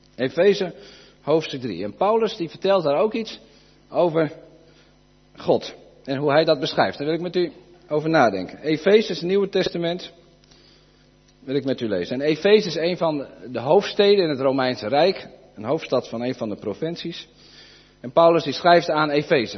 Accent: Friesland, Netherlands; wij wonen hier, de meeste van ons, denk ik, wonen in Friesland. We zijn ook Fries

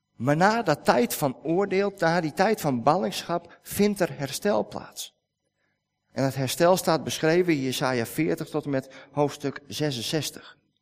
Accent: Netherlands; wij als Nederlanders

